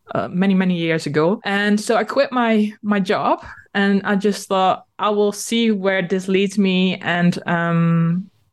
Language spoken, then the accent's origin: English; Netherlands; first language Dutch; English is a second language; I am Dutch and I'm living in the Netherlands.